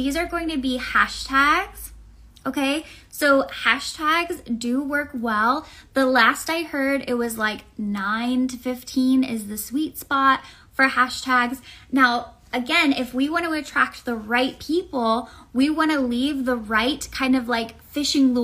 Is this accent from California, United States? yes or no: no; Tampa, Florida, United States; I'm from Tampa, so we have Florida men, we have alligators, we have very strange weather.